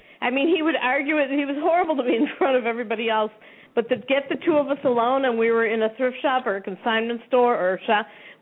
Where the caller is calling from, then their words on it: Sun City, Arizona, United States; I'm in Sun City, Arizona.